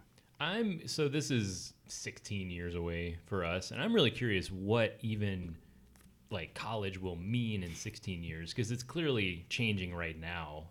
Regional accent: the South, United States; I'm from the South

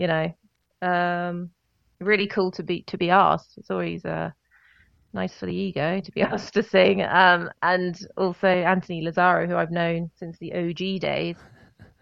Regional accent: United Kingdom; I'm very British

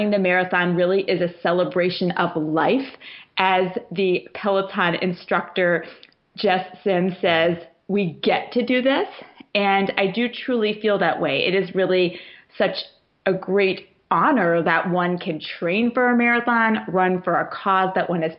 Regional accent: Savannah, Georgia, United States; I grew up in Savannah, Georgia

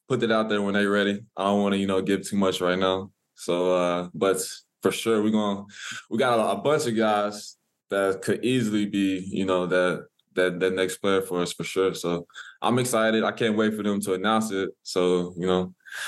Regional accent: Humboldt, Tennessee, United States; I'm from Humboldt

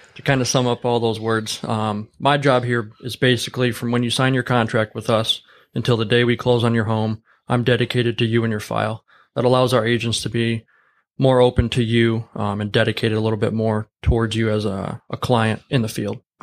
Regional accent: Warren, Michigan, United States; now in Lapeer, United States; I grew up in Warren, Michigan

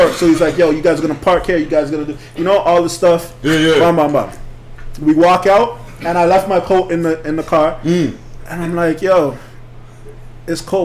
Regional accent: Toronto, Ontario, Canada; born or raised there; also born or lived in Belize

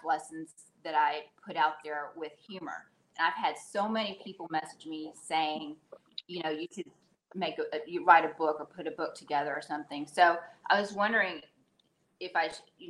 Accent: Texas, United States; now in Saudi Arabia; I'm from Texas, currently living in Saudi Arabia.

